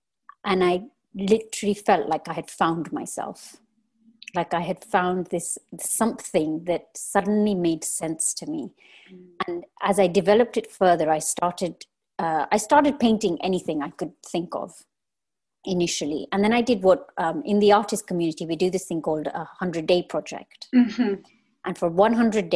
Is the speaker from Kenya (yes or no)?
yes; Kenya; moved away as an adult; I am born and raised in Kenya.